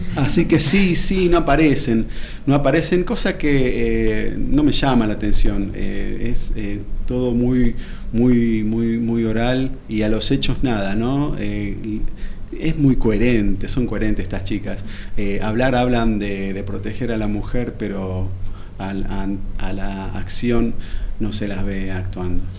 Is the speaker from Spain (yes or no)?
no; Buenos Aires, Argentina; moved away as an adult; yo soy de Buenos Aires, yo eh, estudié aquí en la UBA y, toda la vida viví aquí en Buenos Aires